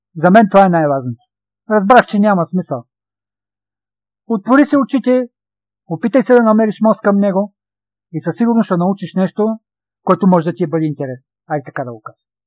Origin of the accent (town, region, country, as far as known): Stara Zagora, Stara Zagora Province, Bulgaria